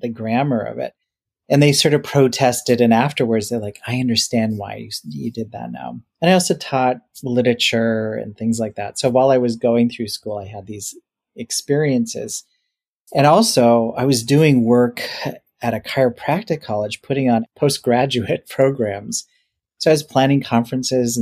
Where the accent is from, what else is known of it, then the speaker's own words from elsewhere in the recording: northern Minnesota, United States; moved away as an adult; now in Washington State, United States; I went back to my hometown to see if I wanted to take over my parents' business. It was a small mining town in northern Minnesota.